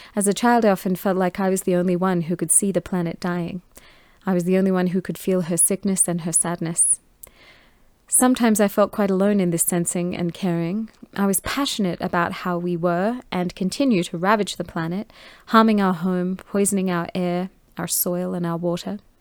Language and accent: English; Australia; I was born in Australia